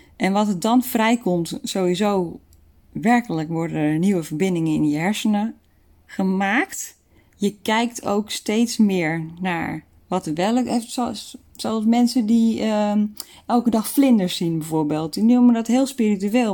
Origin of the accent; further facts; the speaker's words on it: Netherlands; we daar als Nederlanders